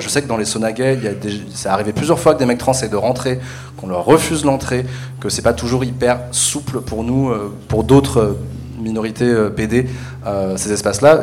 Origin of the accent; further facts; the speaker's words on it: Paris, Île-de-France, France; je suis parisien euh, de naissance.